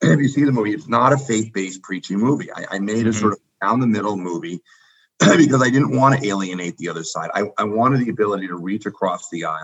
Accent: New York, United States; I grew up in New York

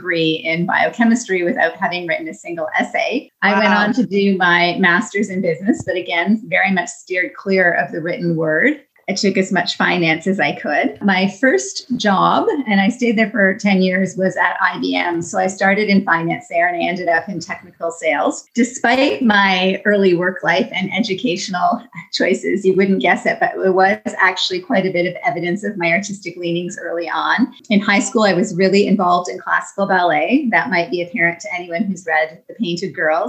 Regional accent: Niagara Falls, Ontario, Canada; I grew up in Niagara Falls, Ontario

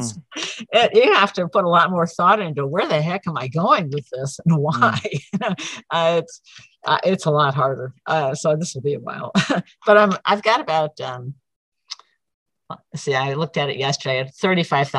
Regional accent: Syracuse, New York, United States; moved away; also born or lived in Prescott area, Arizona; I'm originally from Syracuse

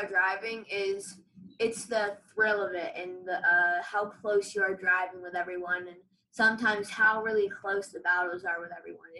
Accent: Sarasota, Florida, United States; I'm from Sarasota, Florida.

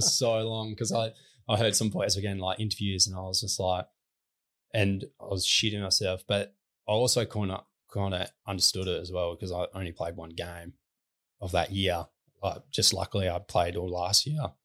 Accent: Newdegate, Western Australia, Australia; I grew up in Newtygate, which is forty-five minutes from Lake Grace

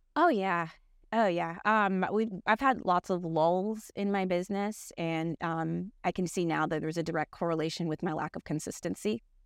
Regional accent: Miami, Florida, United States; moved away as an adult; now in Jacksonville, United States; I'm from Miami

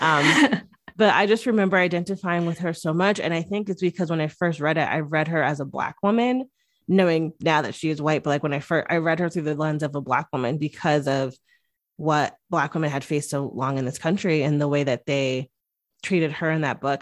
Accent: Connecticut, United States; I grew up in Connecticut, which is right outside of New York

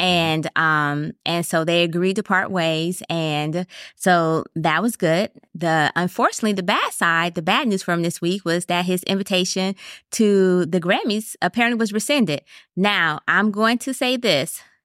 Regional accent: Wisconsin, United States; moved away; I'm originally from Wisconsin

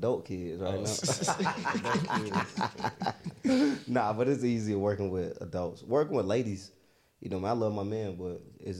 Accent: Stone Mountain, Georgia, United States; growing up in Stone Mountain

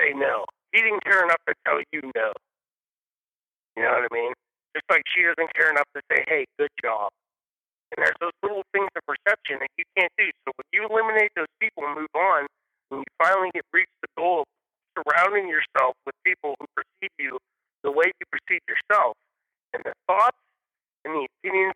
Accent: Sharpsburg, United States; We grew up dirt poor in Sharpsburg on welfare

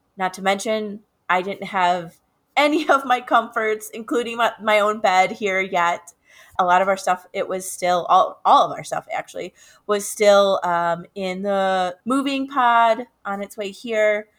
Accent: Chicago, Illinois, United States; moved away as an adult; now in Albuquerque, United States; my hometown of Chicago

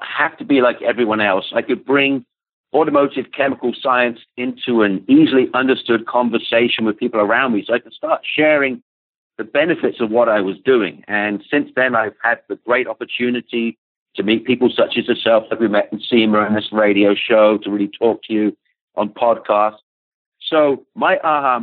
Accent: England, United Kingdom; now in United States; I grew up in England

